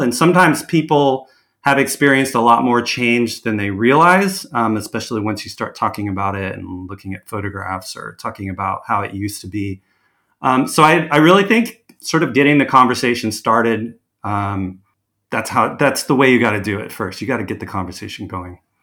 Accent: Orange County, California, United States; also born or lived in Carlsbad, California; I grew up in Orange County, um, kind of far from the coast, you know, before I was ten years old

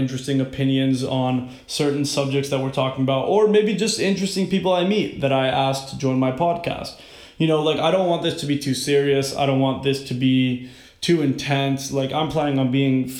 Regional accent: Miami, Florida, United States; moved away as an adult; now in Washington, D.C., United States; I was born and raised in Miami, Florida

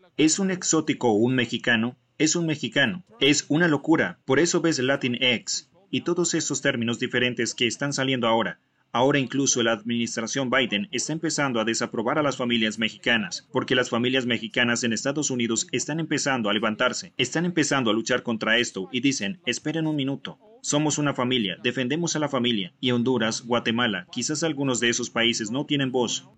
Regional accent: South Africa; Yo soy de Sudáfrica

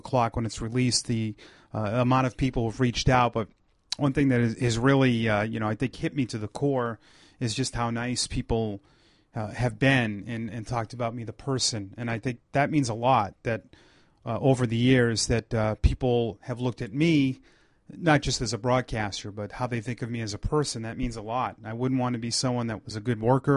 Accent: Ashland, Massachusetts, United States; also born or lived in Portland, Maine; I grew up in Ashland, Massachusetts, which is less than an hour from Pawtucket

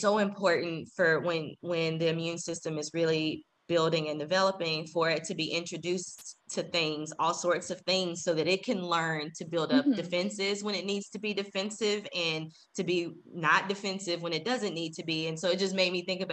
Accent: Dallas, Texas, United States; also born or lived in Waco, Texas; now in San Antonio, United States; I grew up in Dallas

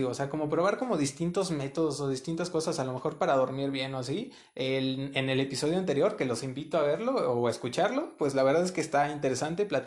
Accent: Puebla, Mexico; now in San Luis, Mexico; aquí en San Luis llevo año y medio, dos años aproximadamente, vengo de Puebla, de un estado que queda en carro como unas seis, siete horas de aquí.

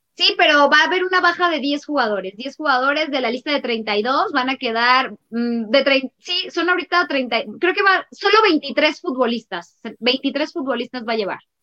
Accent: Mexico; como mexicana me incluyo ahí

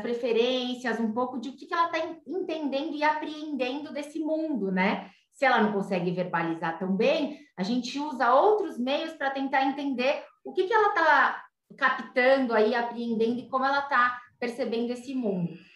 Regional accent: São Paulo, Brazil; Eu sou daqui de São Paulo

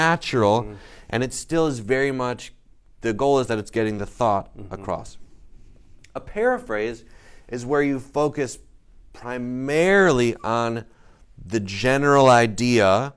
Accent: the North, United States; I'm from the North, Northerner.

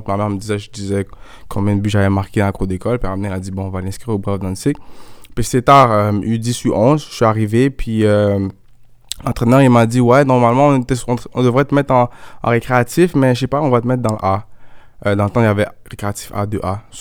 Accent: Montreal, Quebec, Canada; moved away as an adult; also born or lived in Laval / United States / Germany; J'ai grandi ici, je suis né à Montréal.

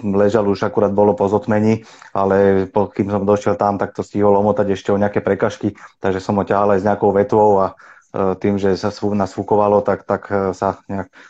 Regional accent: Bratislava, Bratislava Region, Slovakia; also born or lived in Trnava; ja som sa narodil eh, v Trnave, kde sme v podstate bývali rok a hneď sme sa potom presťahovali kvôli práci mojim rodičom do Bratislavy Takže my sme v podstate, ja som si vyrastal do, do 20 rokov, som žil v Bratislave

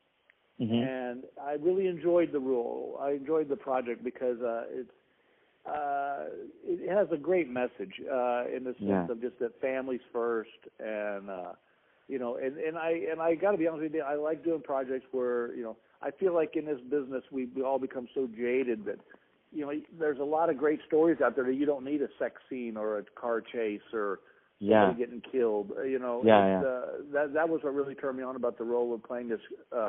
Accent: Texas, United States; born there; Well, I was born in Texas, and my father was in the public health service. We moved around a lot

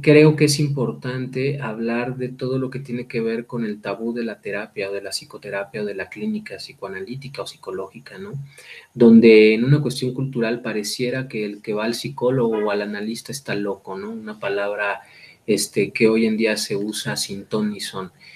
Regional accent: Mexico

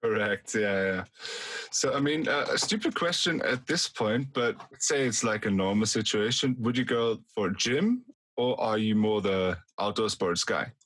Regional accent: Austria; We're not we're not Germans. We're from Austria

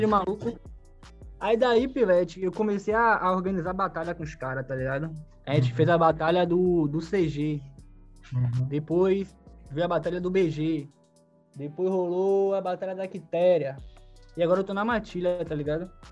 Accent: Salvador, Bahia, Brazil; Salvador, sou da Liberdade

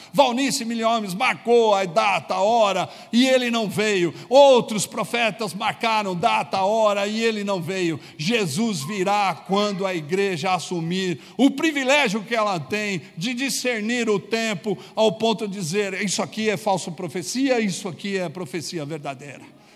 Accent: Brazil; como brasileiros

